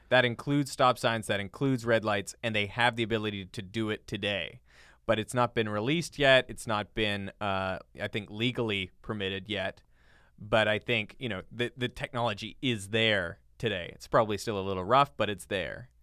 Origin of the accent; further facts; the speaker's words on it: Canada; now in United States; as a Canadian